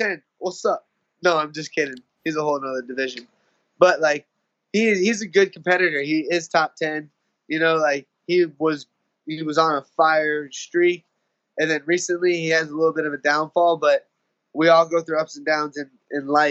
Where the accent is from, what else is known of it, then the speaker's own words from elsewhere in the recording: Tampa, Florida, United States; it's hometown.